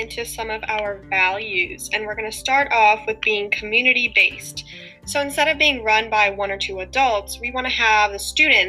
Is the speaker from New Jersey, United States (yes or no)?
no; West Chester, Pennsylvania, United States; I'm from Westchester and I'm a sophomore in high school.